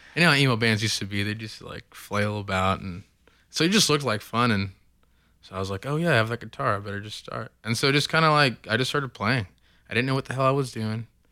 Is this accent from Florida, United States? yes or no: no; Oklahoma City, Oklahoma, United States; raised, born and raised in Oklahoma City